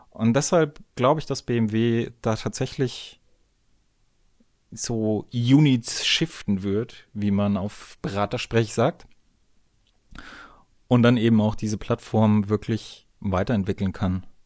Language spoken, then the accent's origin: German; Bavaria, Germany; Bin ja ein Bayer, muss immer ein bisschen Werbung machen für mein Heimatland bei euch Deutschen.